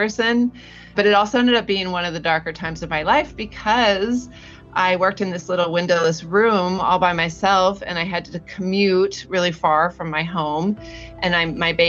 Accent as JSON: {"language": "English", "region": "Northern California", "country": "United States", "tie": "born or raised there", "moved": "yes", "lives_now": "Southern California, United States", "said": "I grew up in Northern California"}